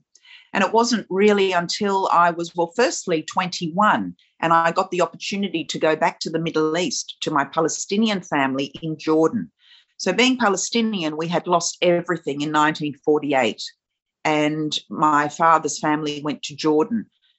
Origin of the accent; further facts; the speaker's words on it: Australia; being a woman of color, being a woman of, you know, Middle Eastern origin, growing up in Australia